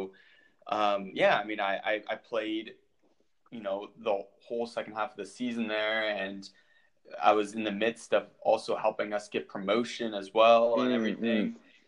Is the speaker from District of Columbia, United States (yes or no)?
yes; Washington, District of Columbia, United States; my friend who is actually from my hometown in the Washington, D.C. area, he was a goalkeeper as well